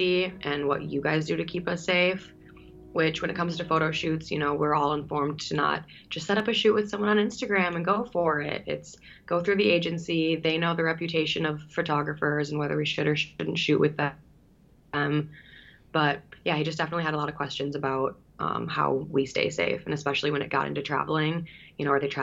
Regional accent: Bloomington, Minnesota, United States; I grew up in Bloomington, Minnesota

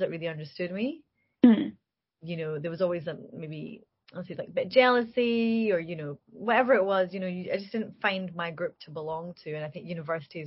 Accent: Glasgow, Scotland, United Kingdom; a young woman from Glasgow

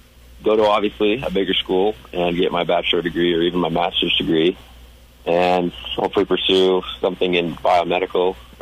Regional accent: Cedar City, Utah, United States; I'm from Cedar City, Utah. I've been growing up there my whole life. I come from a pretty big family of ranchers. We actually ranch year-round in the desert and in the mountains.

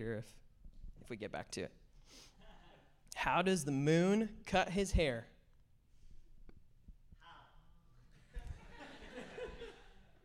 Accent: Bellingham, Washington, United States; I was born and raised in Bellingham, Washington

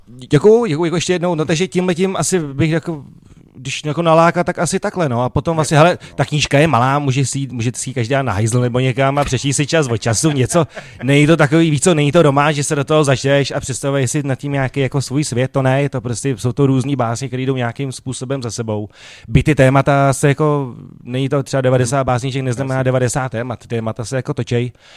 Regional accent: Prague, Czechia; já jsem vyrůstal tam jako na Barandově na ulici a my jsme prostě takhle mluvili

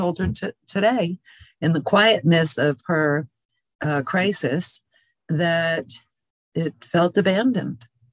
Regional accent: New York, United States; moved away; also born or lived in Pinellas County, Florida; I come from New York originally

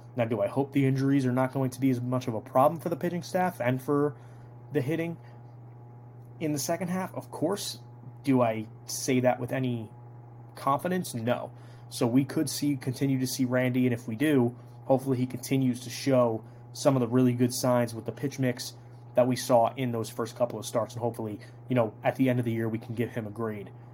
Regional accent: Toms River, New Jersey, United States; I'm actually from Tom's River, so Ron Marinaccio, right, you know, around me, he went to Tom's River North. I went to Tom's River South

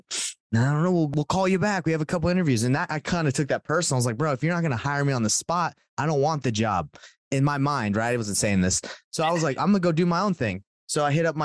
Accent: Atlanta, Georgia, United States; moved away as an adult; also born or lived in Rexburg, Idaho; now in Salt Lake City, United States; I'm from Salt Lake City, Utah, grew up in Atlanta and moved out here

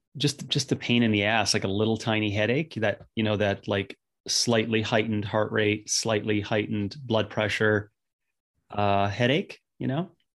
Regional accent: Northern Canada, Canada; being a young kid growing up in Northern Canada

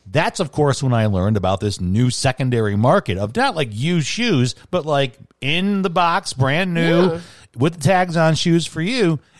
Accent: Chicago, Illinois, United States; And I grew up in Chicago, and I'm 44.

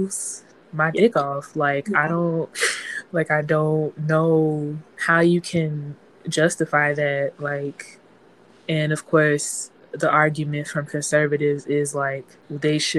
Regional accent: Chicago, Illinois, United States; I'm from the South Side of Chicago

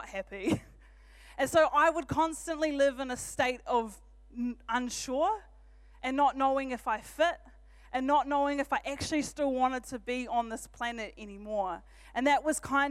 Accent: Auckland, New Zealand; now in Rotorua, New Zealand; I'm from Auckland originally.

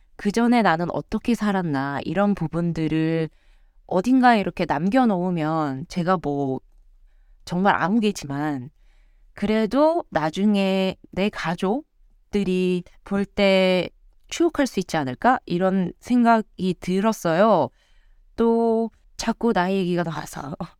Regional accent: South Korea; moved away as an adult; now in United States; 저는 정말 찐 한국인이고 한국에서 모든 고등 교육 과정을 다 겪었고 다 커서 미국으로 온 사례라

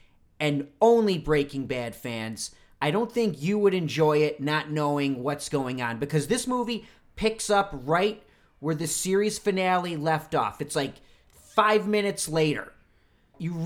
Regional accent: Rochester, New York, United States; my hometown in Rochester, New York

